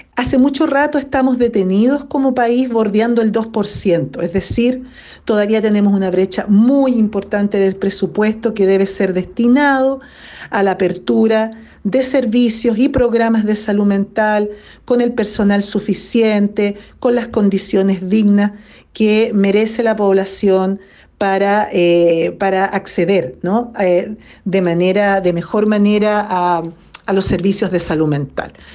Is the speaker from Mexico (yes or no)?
no; Chile; como sociedad chilena